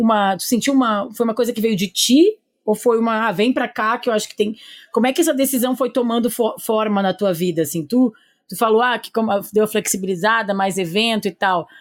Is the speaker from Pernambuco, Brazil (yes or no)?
no; Porto Alegre, Rio Grande do Sul, Brazil; now in São Paulo, Brazil; eu não sou de São Paulo, eu sou de Porto Alegre